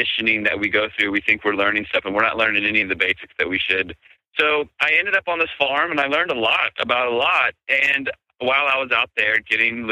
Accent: D.C., East Coast, United States; also born or lived in Virginia; I grew up on the East Coast, just outside of Washington, D.C.

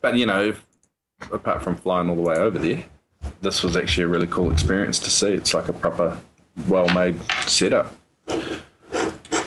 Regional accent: New Zealand; I'm a Kiwi

